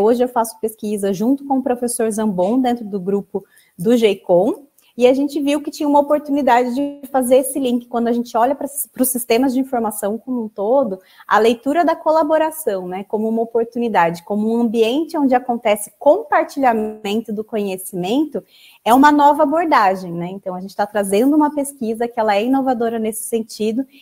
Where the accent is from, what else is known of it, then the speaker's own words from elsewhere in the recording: Campinas, São Paulo, Brazil; eu sou da cidade de Campinas